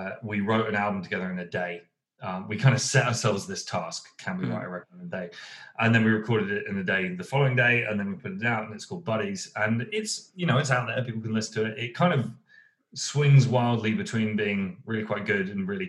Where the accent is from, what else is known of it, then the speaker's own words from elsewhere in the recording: United Kingdom; I'm a Southerner.